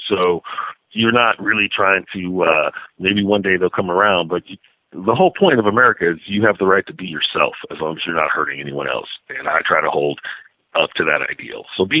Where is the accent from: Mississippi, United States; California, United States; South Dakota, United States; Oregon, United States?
California, United States; And I say I know I'm from Northern California because I will smoke marijuana around children